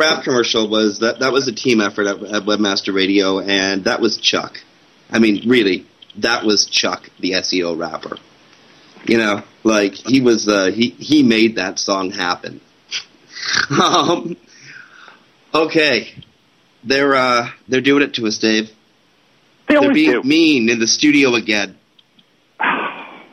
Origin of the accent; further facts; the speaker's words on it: Canada; I'm Canadian